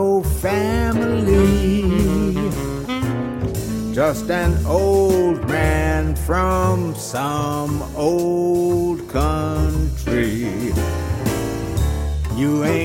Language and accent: English; Los Angeles, California, United States; also born or lived in Cleveland, Ohio; I was born in Cleveland, Ohio, and my dad came to California, Southern California, L.A., in 1937. Well, he came in 36. My mother and I came in 37. And I grew up in Watts